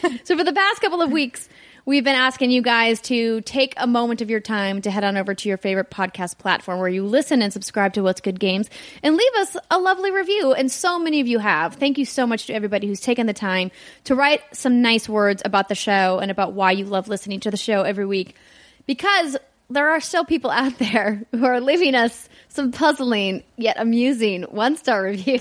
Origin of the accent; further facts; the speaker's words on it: Fargo, North Dakota, United States; moved away; my hometown of Fargo, North Dakota